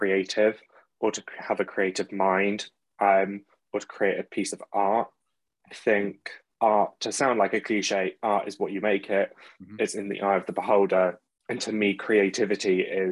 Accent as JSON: {"language": "English", "town": "Maidenhead", "region": "South East England", "country": "United Kingdom", "moved": "yes", "lives_now": "London, United Kingdom", "said": "currently in North Greenwich in London, but originally from Maidenhead over in Berkshire"}